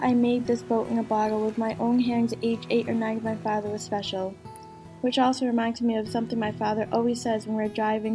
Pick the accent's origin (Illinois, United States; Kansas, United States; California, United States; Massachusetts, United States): Massachusetts, United States; New Bedford; New Bedford is known for its fishing industry, but it also happened to be my hometown